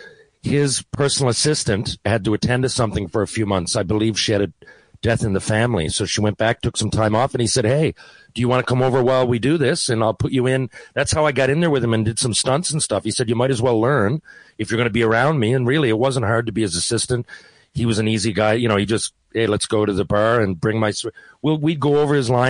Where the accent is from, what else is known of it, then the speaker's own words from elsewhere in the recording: St. John's, Newfoundland and Labrador, Canada; moved away; I'm from Newfoundland.